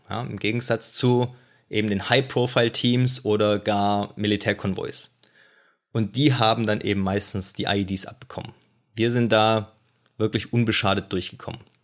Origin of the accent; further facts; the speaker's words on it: Germany; als Deutscher mit praktisch minimal militärischen Hintergrund